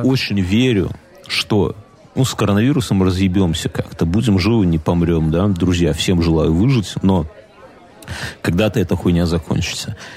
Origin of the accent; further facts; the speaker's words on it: Belarus; мы, белорусы